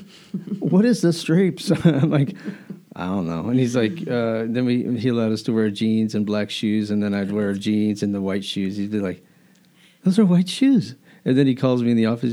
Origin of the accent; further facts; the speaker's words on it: Albuquerque, New Mexico, United States; now in Delaware, United States; I grew up in Albuquerque